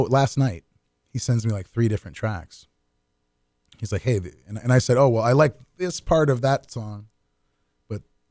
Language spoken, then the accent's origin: English; San Francisco, California, United States; moved away as an adult; also born or lived in Oakland, California; now in Manchester, United States; grew up in San Francisco